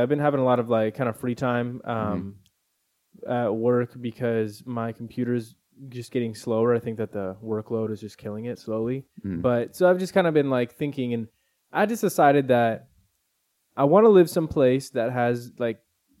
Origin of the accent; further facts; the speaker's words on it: California, United States; Because we're all born and raised in California.